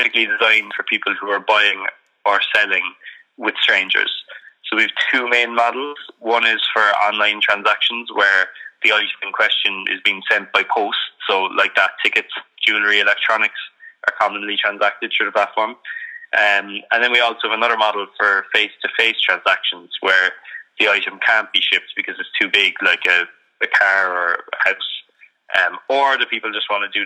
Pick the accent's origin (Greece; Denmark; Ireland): Ireland; Cork, Munster; I grew up in Cork in Ireland